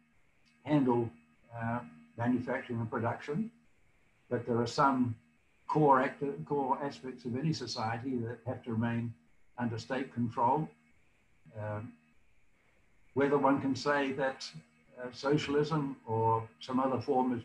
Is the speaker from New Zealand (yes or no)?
yes; New Zealand; moved away as an adult; now in United States; When I grew up in New Zealand